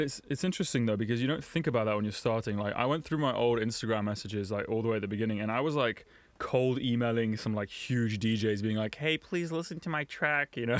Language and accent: English; London, United Kingdom; moved away as an adult; now in Berlin, Germany; I was raised in London